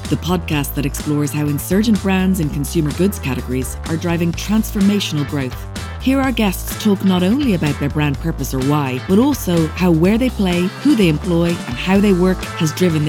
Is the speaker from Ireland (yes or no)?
yes; Dublin, Leinster, Ireland; moved away; Stillorgan. I was born and bred in Stillorgan.